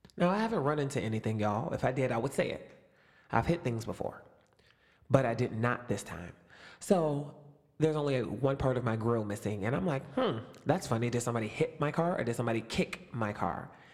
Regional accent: Youngstown, Ohio, United States; also born or lived in Springboro, Ohio; I'm in Springboro, Ohio, which is almost four hours away from my hometown, Youngstown

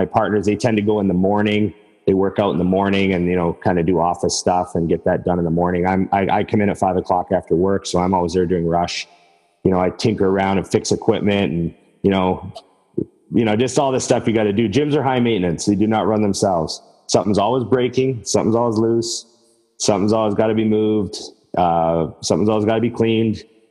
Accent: Edmonton, Alberta, Canada; moved away as an adult; now in Vancouver, Canada; I'm from Edmonton where Trevor and I used to know each other

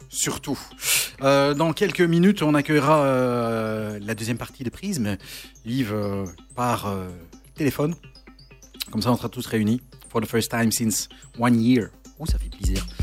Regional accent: Charleroi, Wallonia, Belgium; je viens de Charleroi comme vous deux

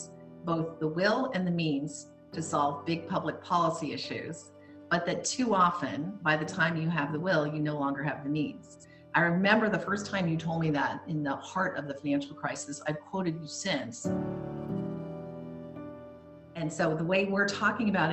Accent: Palo Alto, California, United States; Palo Alto, when I was growing up, was dominated by Stanford then, as it is now

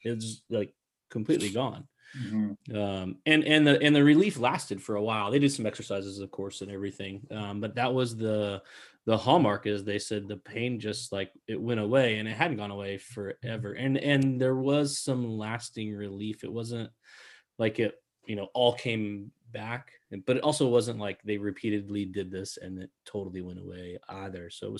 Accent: Texas, United States; I went to college in Oklahoma, but I'm from Texas.

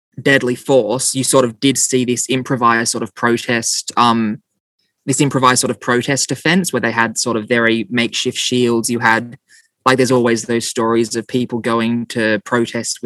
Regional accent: Australia; I'm from Australia

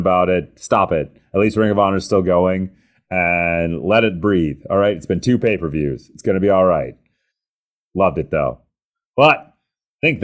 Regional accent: United States; I'm an American

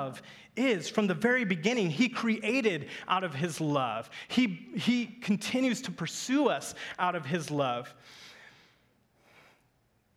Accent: Kansas, United States; I grew up in Kansas, in the heartland, in the farmland.

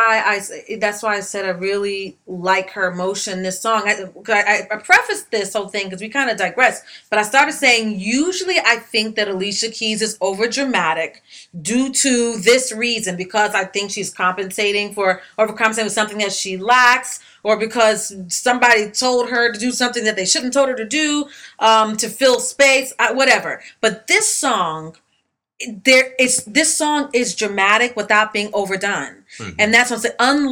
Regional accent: New York, United States; come on, girl, I'm from New York. You know better than that.

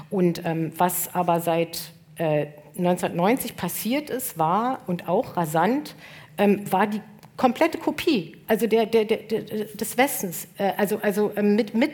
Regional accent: East Germany, Germany; ich kann als, als Ostdeutsche sagen

